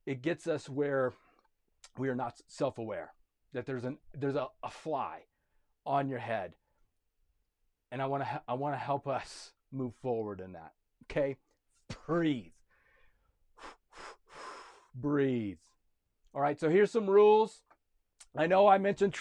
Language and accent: English; United States; I am a citizen of America